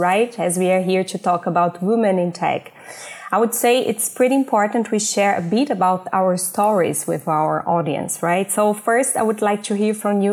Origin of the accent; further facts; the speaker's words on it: Brazil; moved away as an adult; now in Germany; I came from Brazil, but I'm living in Germany for almost 2 years. In Brazil, I studied communications and journalism